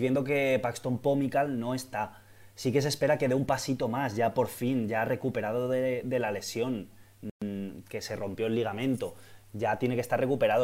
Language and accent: Spanish; Valencia, Valencian Community, Spain; yo soy de Valencia, yo he nacido en Valencia